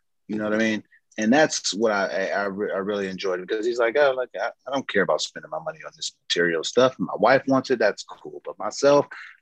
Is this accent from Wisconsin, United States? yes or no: no; San Diego, California, United States; moved away as an adult; also born or lived in Baltimore; I'm obviously from San Diego